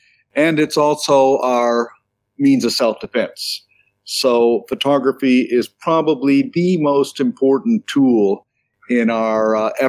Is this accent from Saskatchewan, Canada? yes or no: no; New Brunswick, Canada; moved away as an adult; also born or lived in Toronto / Vancouver; I was born in Toronto, but I was raised in a fishing village in New Brunswick. And when I was young, I moved out to Vancouver